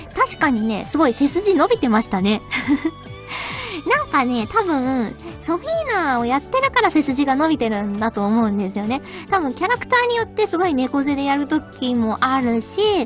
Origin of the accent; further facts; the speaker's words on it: Kyushu, Fukuoka, Japan; moved away; 私あの九州福岡の出身なので